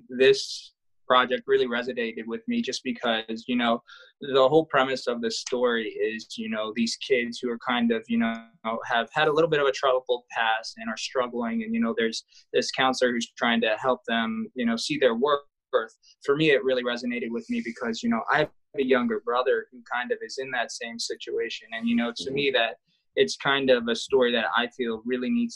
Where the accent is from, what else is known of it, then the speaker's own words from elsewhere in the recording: Maryland, United States; I'm also from Maryland